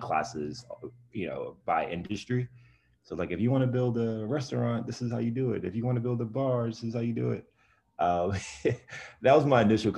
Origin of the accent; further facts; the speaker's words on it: New York City, New York, United States; I was born and raised in Brownsville, Brooklyn